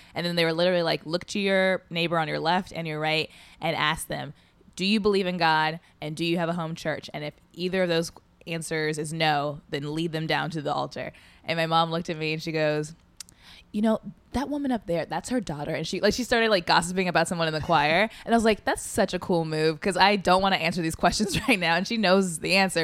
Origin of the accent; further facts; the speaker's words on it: Indianapolis, Indiana, United States; moved away as an adult; Indianapolis, Indiana